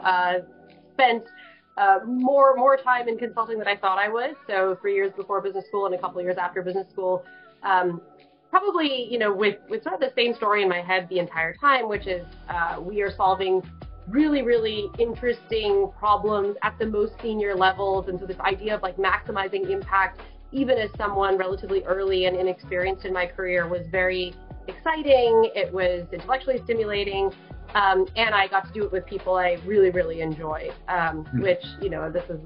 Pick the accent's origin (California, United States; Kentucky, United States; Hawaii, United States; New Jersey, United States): California, United States; Bay Area; now in Chicago, United States; I definitely grew up, born and raised in the Bay Area